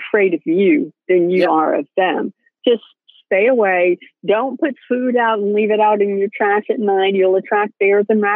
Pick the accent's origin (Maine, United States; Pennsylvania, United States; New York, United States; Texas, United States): Maine, United States; moved away; I grew up in Maine and you know, near the border of Canada.